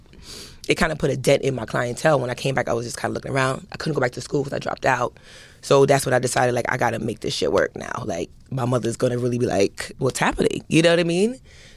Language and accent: English; New York City, New York, United States; I am born and raised in Brooklyn